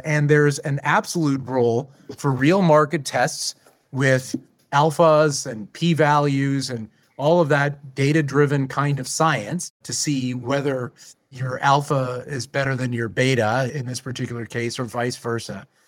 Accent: Canada; as a Canadian

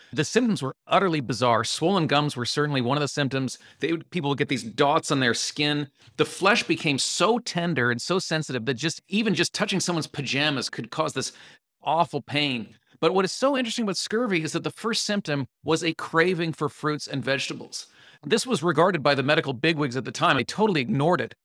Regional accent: Canada; I'm Canadian

